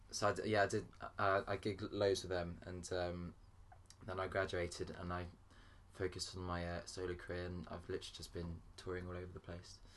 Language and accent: English; Paris, Île-de-France, France; now in Winchester, United Kingdom; originally I, I grew up in Paris, and then I moved to Winchester